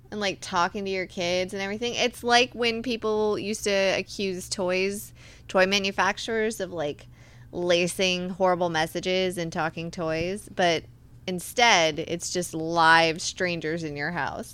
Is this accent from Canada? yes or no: no; Virginia, United States; I'm from Virginia